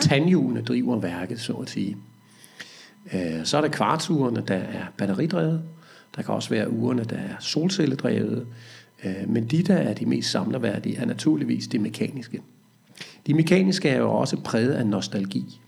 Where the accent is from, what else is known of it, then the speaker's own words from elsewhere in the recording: Næstved, Zealand, Denmark; jeg er fra Næstød